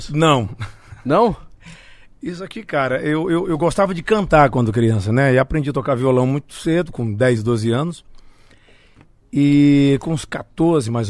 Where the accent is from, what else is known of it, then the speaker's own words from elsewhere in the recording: Ceará, Brazil; Montese, que é um bairro onde eu cresci. Nasci no Montese, morei em outros bairros, era igual cigano, mudava de casa.